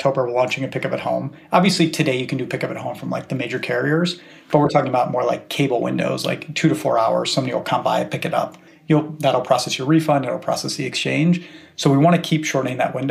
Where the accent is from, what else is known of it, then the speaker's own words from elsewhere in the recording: Cleveland, Ohio, United States; now in Bay Area, United States; I grew up in Cleveland, which is America's favorite city.